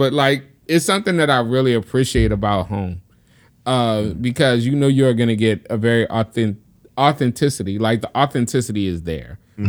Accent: the South, United States; I'm from the South. It's hot and abrasive.

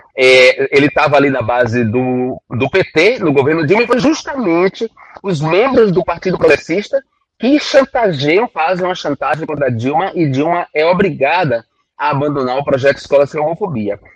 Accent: Northeast Region, Brazil; venho do Nordeste, venho da extrema pobreza

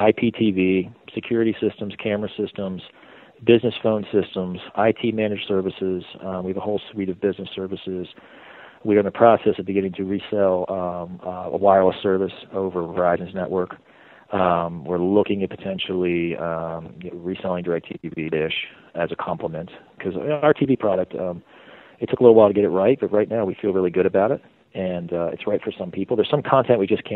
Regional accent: Maryland, United States; moved away as an adult; also born or lived in Wilkesboro, North Carolina; now in North Carolina, United States; I'm from Maryland, moved down here.

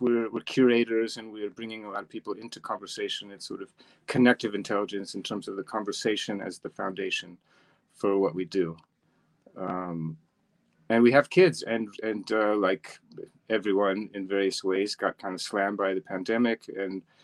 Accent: New York City, New York, United States; moved away as an adult; now in Zurich, Switzerland; I'm also American, from New York City mostly, been here 10 years in Switzerland

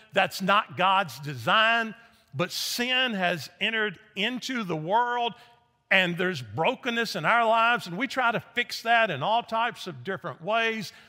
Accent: Nashville, Tennessee, United States; moved away as an adult; also born or lived in Memphis, Tennessee; I grew up in Nashville, Tennessee, joined a church, got baptized

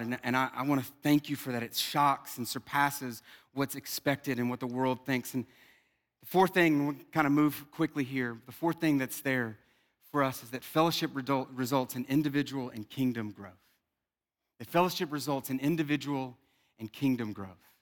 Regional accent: South Louisiana, United States; I'm from South Louisiana

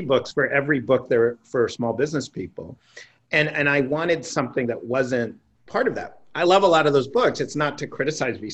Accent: New York City, New York, United States; I grew up in Greenwich Village in a building called West Beth

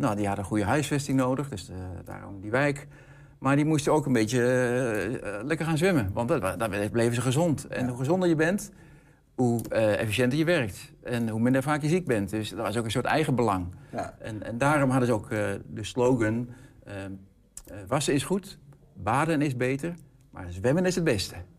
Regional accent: Hengelo, Overijssel, Netherlands; ik kom uit Hengelo

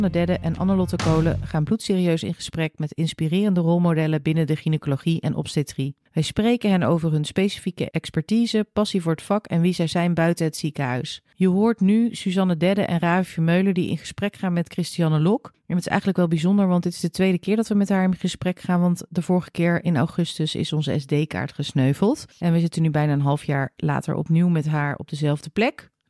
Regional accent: Hoofddorp, North Holland, Netherlands; also born or lived in New Zealand; Ik eh, kom uit Hoofddorp. Ik kom dus echt uit

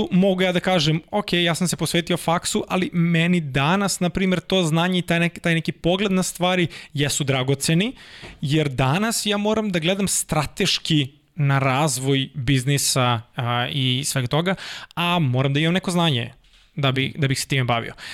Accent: Kruševac, Rasina District, Serbia; moved away; also born or lived in Belgrade; ja dolazim iz Kruševca, mhm. Kruševac je manja sredina u kojoj imaš jednu ekonomsku školu, imaš jednu gimnaziju, jednu medicinsku, jednu muzičku

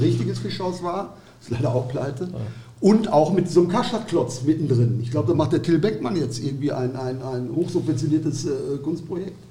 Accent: Datteln, North Rhine-Westphalia, Germany; ich komme aus Datteln, Waltrop

